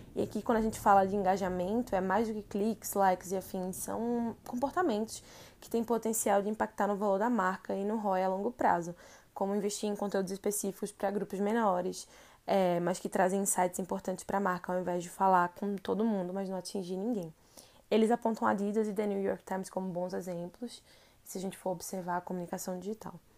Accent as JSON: {"language": "Portuguese", "town": "Recife", "region": "Pernambuco", "country": "Brazil", "moved": "as an adult", "lives_now": "São Paulo, Brazil", "said": "Eu sou de Recife e moro em São Paulo há quase dois anos"}